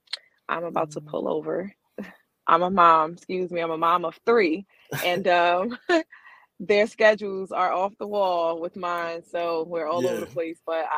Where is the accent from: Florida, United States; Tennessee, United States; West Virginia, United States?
Tennessee, United States; Chattanooga; now in Memphis, United States; I'm originally from Chattanooga, Tennessee, but I live here in Memphis, Tennessee.